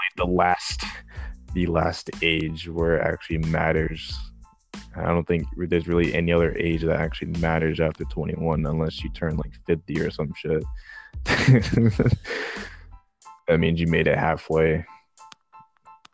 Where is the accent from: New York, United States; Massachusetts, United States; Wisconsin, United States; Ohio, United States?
New York, United States; New York City; I was born in Bronx, New York, 1997, May 6th.